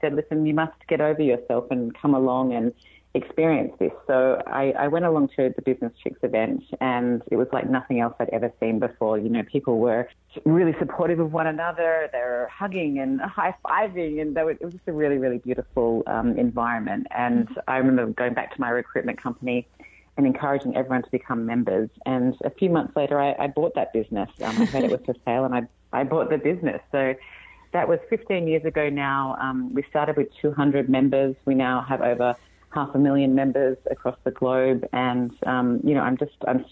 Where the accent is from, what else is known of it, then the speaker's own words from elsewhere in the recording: Australia; moved away as an adult; now in California, United States; you can probably tell from my accent that I'm not from here. I'm Australian originally and moved to California 5 years ago now.